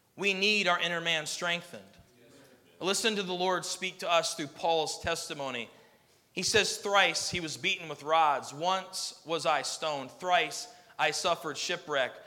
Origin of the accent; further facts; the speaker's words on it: United States; as an American citizen